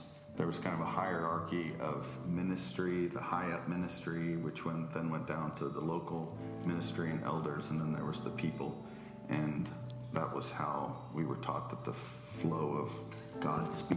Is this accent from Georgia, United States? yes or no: yes; South Georgia, United States; now in Alaska, United States; I grew up in South Georgia